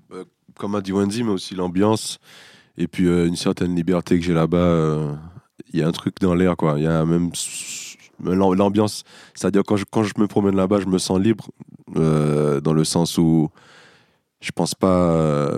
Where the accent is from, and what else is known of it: Martinique; born or raised there; moved away as an adult; now in Paris, France